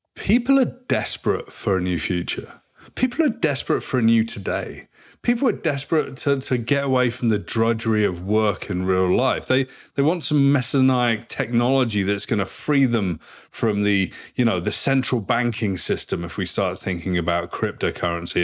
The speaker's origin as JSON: {"language": "English", "region": "South West England", "country": "United Kingdom", "tie": "born or raised there", "also_born_or_lived": "Vancouver, Canada", "moved": "as an adult", "lives_now": "Toronto, Canada", "said": "I grew up in a very small place in the southwest of England, four thousand people"}